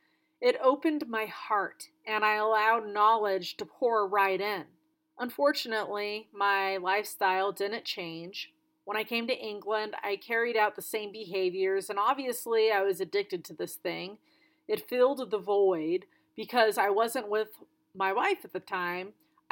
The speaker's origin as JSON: {"language": "English", "country": "Singapore", "tie": "born or raised there", "also_born_or_lived": "Southeast Asia", "moved": "yes", "lives_now": "Australia", "said": "I was born in Singapore, so I grew up in Southeast Asia and moved to Australia when I was in the middle of school."}